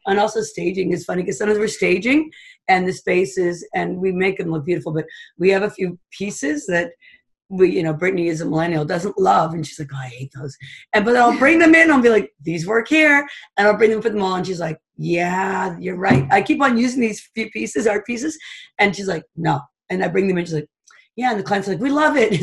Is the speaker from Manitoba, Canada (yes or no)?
no; Toronto, Ontario, Canada; now in Huntsville, Canada; I grew up in Toronto and we had a cottage